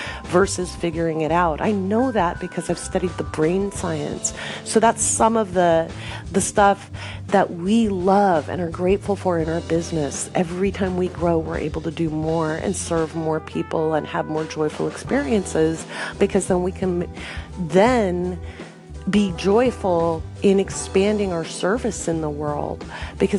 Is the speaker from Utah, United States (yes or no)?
no; Oregon, United States; moved away as an adult; also born or lived in England / West Africa / Bahrain; I grew up in Oregon